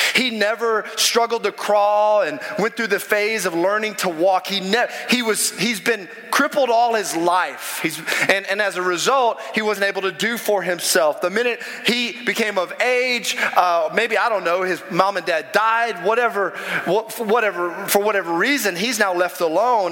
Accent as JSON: {"language": "English", "region": "the South", "country": "United States", "said": "I'm from the South."}